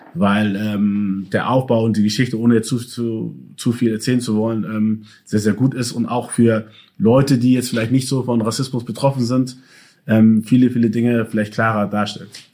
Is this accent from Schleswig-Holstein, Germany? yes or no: no; Hamburg, Germany; also born or lived in Ghana; Ich bin in Hamburg geboren und aufgewachsen.